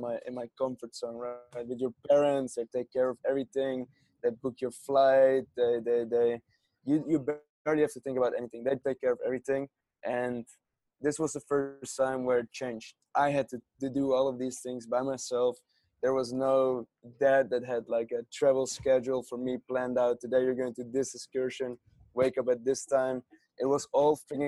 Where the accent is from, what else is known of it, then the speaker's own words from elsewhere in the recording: Amsterdam, North Holland, Netherlands; English is a second language; moved away as an adult; also born or lived in Hong Kong; I grew up in Amsterdam